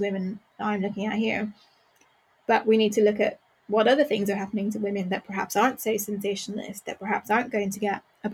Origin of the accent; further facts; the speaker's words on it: Northern Ireland, United Kingdom; I grew up in Northern Ireland, but I grew up in a border town, so it's not very far